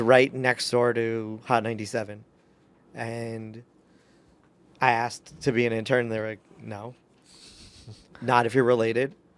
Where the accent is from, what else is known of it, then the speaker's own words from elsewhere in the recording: New York, United States; I'm a New Yorker